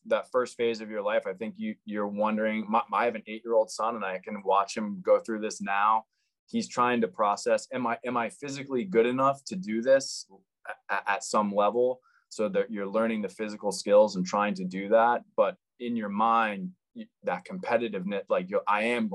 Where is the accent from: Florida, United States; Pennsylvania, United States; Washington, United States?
Florida, United States; Jupiter; So I grew up in Jupiter, Florida.